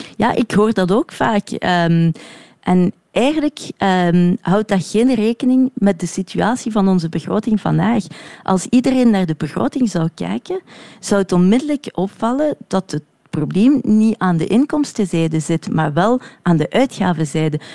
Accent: Brussels, Brussels-Capital Region, Belgium; also born or lived in Woluwe-Saint-Pierre; ik ben Brusselaar, ik woon hier in Sint-Pieters-Woluwe.

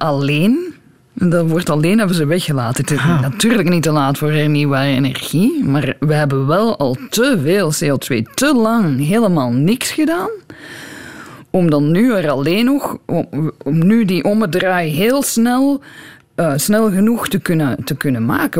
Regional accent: Belgium; moved away as an adult; also born or lived in Brussels; now in Tucson, United States; als Belg

